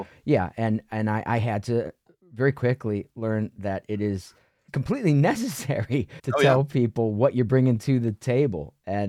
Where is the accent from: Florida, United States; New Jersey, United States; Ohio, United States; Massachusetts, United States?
Ohio, United States; now in New York City, United States; Where I grew up in Ohio, it was considered braggadocious or braggy